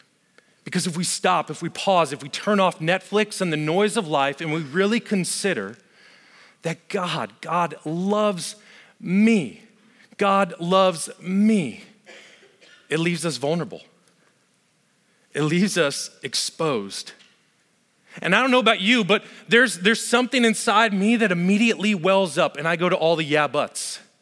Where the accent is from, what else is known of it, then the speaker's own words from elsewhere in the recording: Las Vegas, Nevada, United States; I grew up in Las Vegas. Heck, if you're ever going to make mistakes, Vegas is the place to do it.